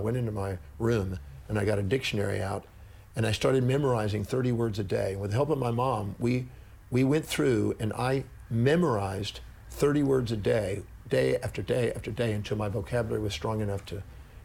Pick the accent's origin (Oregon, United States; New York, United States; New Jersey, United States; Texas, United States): Texas, United States; also born or lived in California; back to Texas, because I was born in Texas